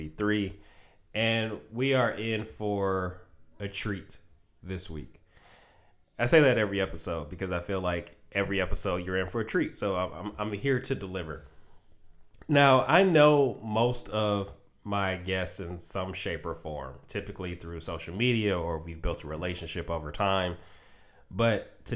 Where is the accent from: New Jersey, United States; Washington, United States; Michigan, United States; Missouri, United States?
Michigan, United States; Detroit; my hometown, the Detroit Pistons